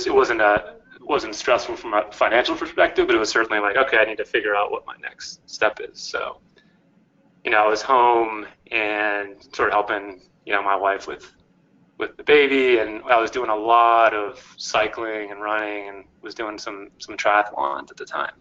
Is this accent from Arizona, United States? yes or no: no; Cambridge, Massachusetts, United States; moved away as an adult; also born or lived in Santa Barbara, California / Los Angeles; Originally I'm from the Boston area, grew up in Cambridge, Mass, and I was a Northeast guy